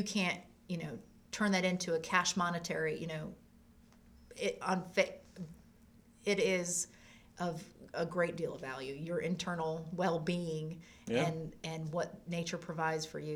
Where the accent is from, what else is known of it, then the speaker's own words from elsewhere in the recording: La Grange, North Carolina, United States; I grew up in LaGrange.